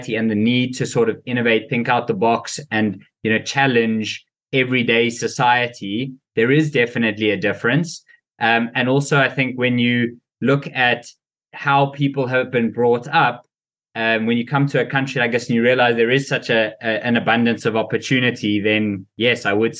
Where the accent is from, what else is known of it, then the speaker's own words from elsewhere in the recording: South Africa; I had a really, really great life growing up in South Africa.